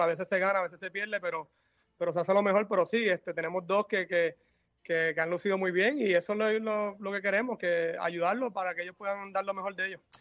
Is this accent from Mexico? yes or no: no; Mayagüez, Puerto Rico; mi papá y mi mamá me criaron muy bien allá en Mayagüez